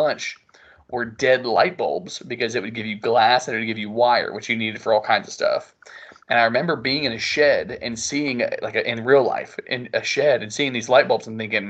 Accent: Florida, United States; we grew up in Florida

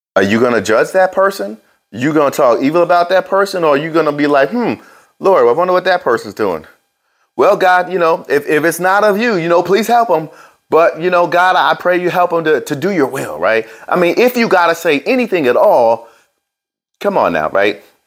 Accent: New Jersey, United States; I was born in New Jersey

